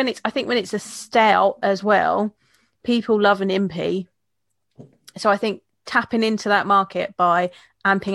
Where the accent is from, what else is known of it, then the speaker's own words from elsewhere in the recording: Kent, South East England, United Kingdom; I'm from Kent, there's a lot of farms around here